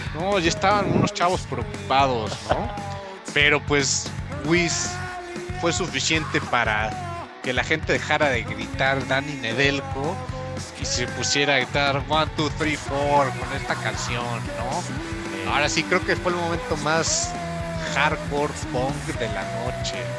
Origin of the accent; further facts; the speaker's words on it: Mexico; Somos, somos querendones mexicanos